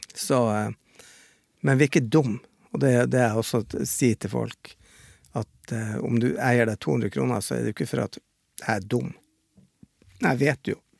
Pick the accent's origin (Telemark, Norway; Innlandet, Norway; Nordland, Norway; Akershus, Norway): Nordland, Norway; Bodø; moved away; hjemme i Bodø så slåss jo mamma